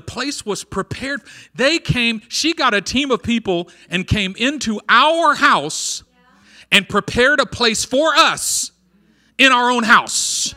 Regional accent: Oakland, California, United States; I'm from East Oakland

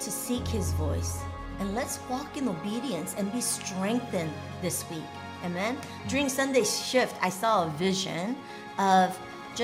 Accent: Anchorage, Alaska, United States; I'm from Anchorage, Alaska

